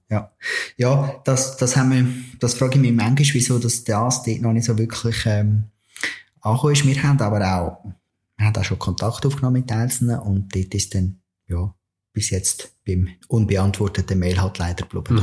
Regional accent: Switzerland; bei uns in der Schweiz

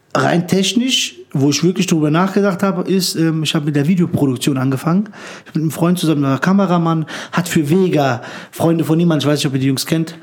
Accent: Frankfurt, Hesse, Germany; wir sind in Höchst aufgewachsen

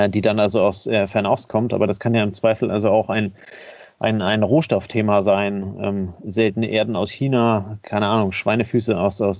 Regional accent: Kiel, Schleswig-Holstein, Germany; Von daher bin ich als Kieler immer davon ausgegangen

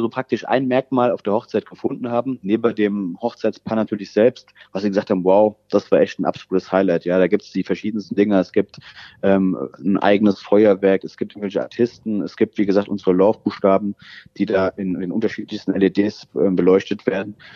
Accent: Rosbach vor der Höhe, Hesse, Germany; moved away as an adult; now in Rockenberg, Germany; bin ja eigentlich ein Ur-Rosbacher

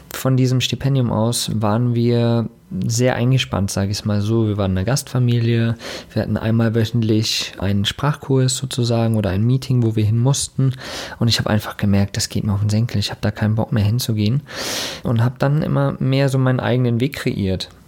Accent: Germany; also born or lived in East Germany; Da bin ich geboren im Osten Deutschlands. Und 89 sind wir dann rüber vom Osten in den Westen, wo ich dann auch sehr behütet aufgewachsen bin mit meinen Eltern. Die haben sich ein Haus gekauft zwischen Köln und Frankfurt.

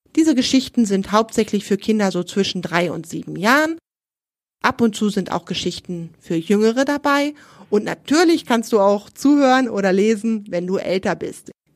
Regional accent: Germany; bei uns in Deutschland

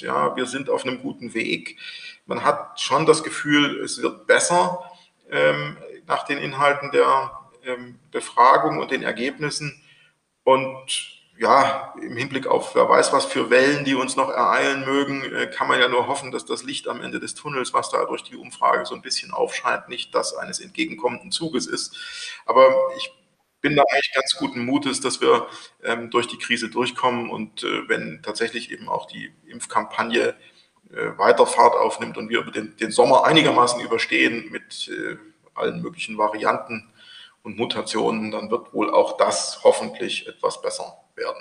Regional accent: Thuringia, Germany; als Thüringer

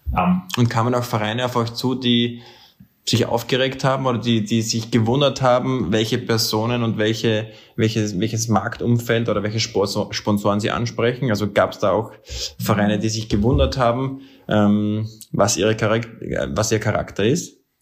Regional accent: Austria; als Österreicher

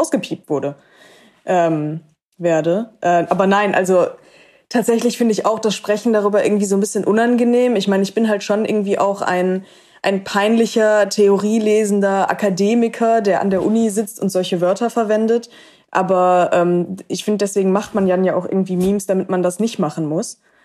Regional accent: Cologne, North Rhine-Westphalia, Germany; in meiner Heimatstadt Köln

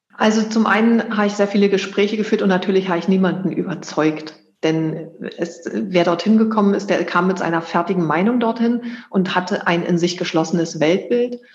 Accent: Germany; Ich bin in der DDR groß geworden

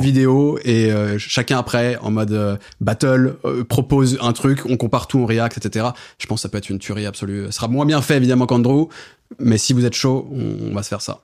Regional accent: France; en tant que Français

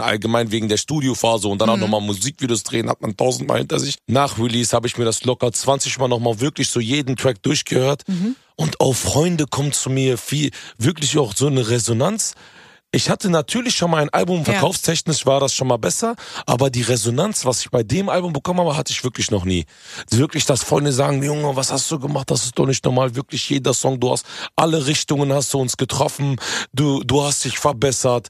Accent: Hanover, Lower Saxony, Germany; ich komme ja ursprünglich aus Hannover. Hannover ist ja eigentlich so hochdeutsch, so deutsches Deutsch überhaupt

